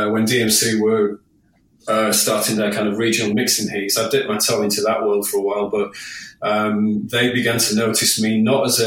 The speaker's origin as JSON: {"language": "English", "town": "Hull", "region": "Yorkshire and the Humber", "country": "United Kingdom", "tie": "born or raised there", "said": "I was only young in my hometown of Hull, home city of Hull"}